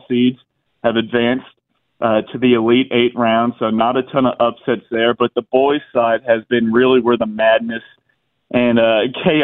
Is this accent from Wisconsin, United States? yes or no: no; Cherokee County, Georgia, United States; I'm from Cherokee County